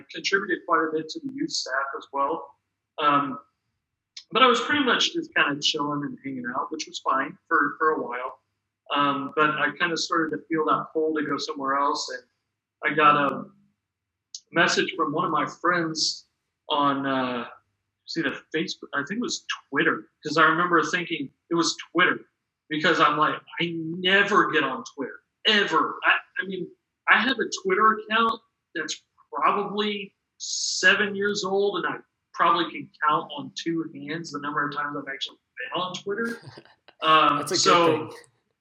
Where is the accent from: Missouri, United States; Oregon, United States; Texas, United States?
Missouri, United States; Kansas City; moved away as an adult; also born or lived in Philadelphia / Salt Lake City; I'm from Kansas City, Missouri